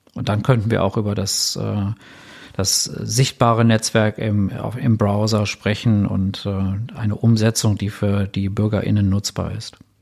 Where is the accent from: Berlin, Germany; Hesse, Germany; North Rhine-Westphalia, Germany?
Berlin, Germany; Als, als Berliner